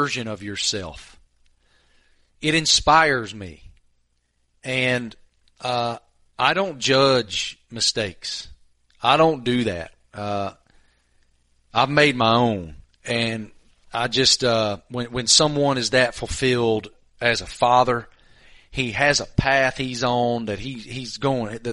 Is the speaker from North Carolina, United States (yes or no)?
yes; Tobacco Road, North Carolina, United States; I remember being 9, 10 years old, growing up on Tobacco Road